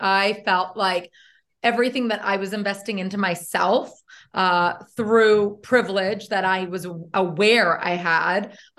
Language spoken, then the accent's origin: English; Canada; moved away as an adult; also born or lived in Los Angeles, United States / New York, United States; So I am from the Great White North. I actually left Canada and went to America for 13 years.